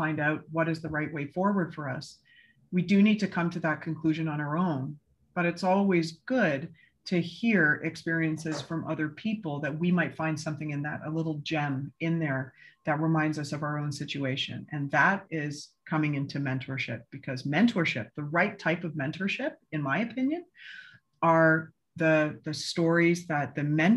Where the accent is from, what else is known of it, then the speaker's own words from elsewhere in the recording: Canada; moved away; being a Canadian